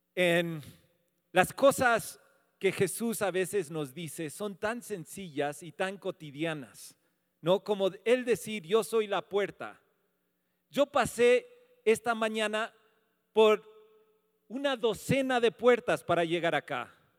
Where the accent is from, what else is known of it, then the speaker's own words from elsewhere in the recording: United States; moved away; soy un gringo